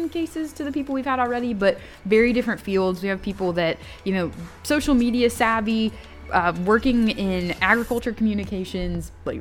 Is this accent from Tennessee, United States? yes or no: yes; Chattanooga, Tennessee, United States; I'm from Chattanooga, so I'm not even from Upper East Tennessee